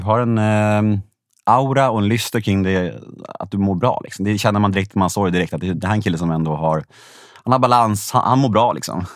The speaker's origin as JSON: {"language": "Swedish", "area": "Värmdö", "region": "Stockholm County", "country": "Sweden", "tie": "born or raised there", "said": "Jag var uppvuxen på Värmdö"}